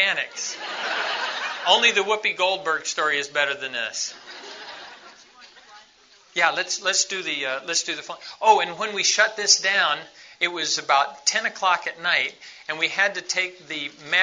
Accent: Quito, Pichincha, Ecuador; moved away

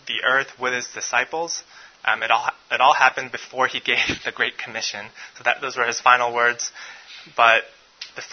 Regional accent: New York, United States; moved away as an adult; also born or lived in Korea; now in Memphis, United States; I'm originally from New York. When people ask me where I'm from, I say I'm from New York, and then I say, and Korea

